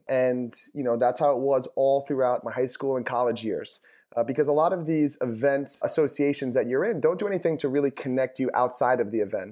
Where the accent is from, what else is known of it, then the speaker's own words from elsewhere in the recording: New York, United States; I'm from New York